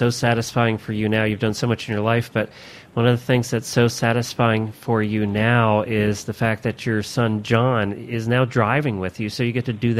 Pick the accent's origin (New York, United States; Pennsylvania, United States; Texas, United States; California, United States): Pennsylvania, United States; near Philadelphia; I grew up in Pennsylvania, not too far from Philadelphia